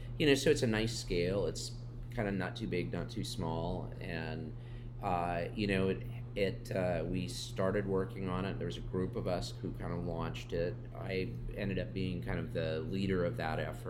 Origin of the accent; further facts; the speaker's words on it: Bainbridge Island, Washington, United States; I grew up on Bainbridge Island, and which is just across the water from Seattle.